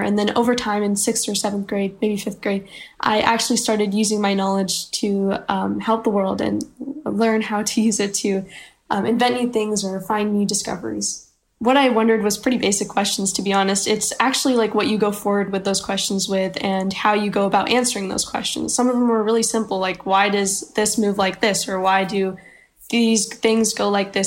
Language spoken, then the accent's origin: English; Frisco, Texas, United States; I'm from Frisco, Texas, and I'm 14 years old.